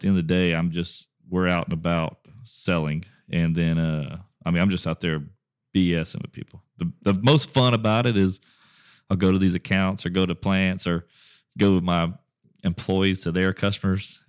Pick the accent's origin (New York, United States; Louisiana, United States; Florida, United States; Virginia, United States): Louisiana, United States; Westlake; my hometown of Westlake, Louisiana